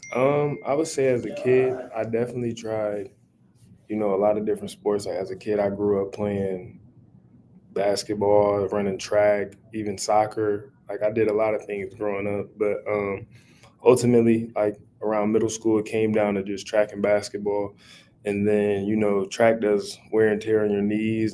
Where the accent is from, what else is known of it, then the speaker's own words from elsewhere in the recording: Omaha, Nebraska, United States; Omaha Talk in my hometown